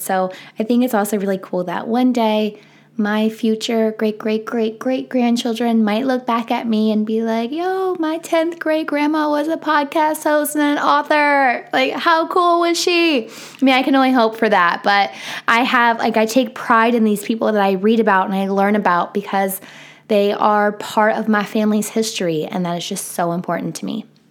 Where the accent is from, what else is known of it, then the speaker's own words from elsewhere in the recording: Boonsboro, Maryland, United States; my hometown of Boonesboro, Maryland